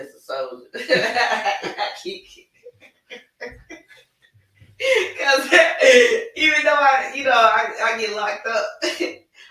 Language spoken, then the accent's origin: English; Chicago, Illinois, United States; I'm from Chicago. Been in the project.